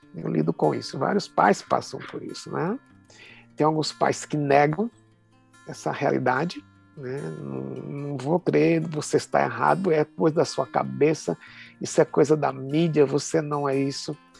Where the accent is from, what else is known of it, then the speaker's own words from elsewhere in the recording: Recife, Pernambuco, Brazil; now in São Paulo, Brazil; Eu sou pernambucano, sou recifense